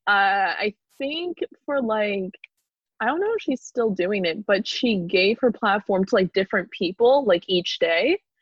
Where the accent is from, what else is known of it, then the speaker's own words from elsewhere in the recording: Canada; moved away as an adult; now in Brighton, United Kingdom; I'm Canadian. So I'm here on a student visa